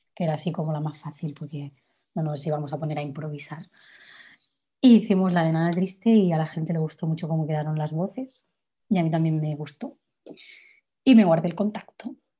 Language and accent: Spanish; Igualada, Catalonia, Spain; yo soy de Igualada